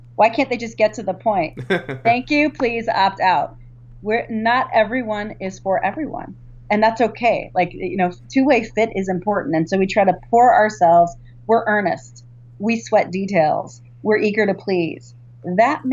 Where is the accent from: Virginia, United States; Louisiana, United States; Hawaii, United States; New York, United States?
Virginia, United States; I grew up in Virginia